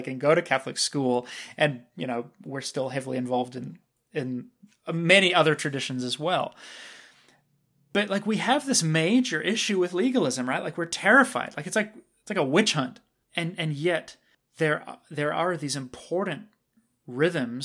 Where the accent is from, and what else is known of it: Canada